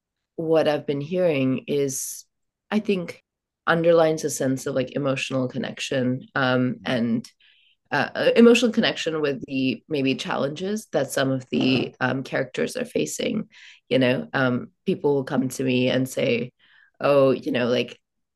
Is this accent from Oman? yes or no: yes; Oman; I grew up in Oman, and I'm from India. Both my parents are Indian.